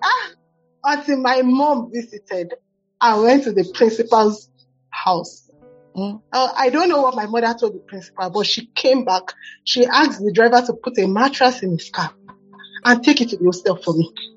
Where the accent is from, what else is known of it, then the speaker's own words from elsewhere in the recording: Lagos, Nigeria; now in Abuja, Nigeria; growing up in Lagos was really hectic